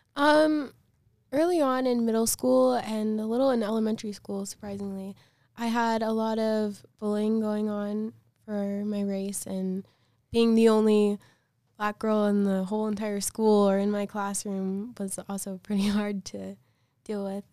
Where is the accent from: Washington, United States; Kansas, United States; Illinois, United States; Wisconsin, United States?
Illinois, United States; Chicago; I'm from Chicago, and I was adopted when I was two days old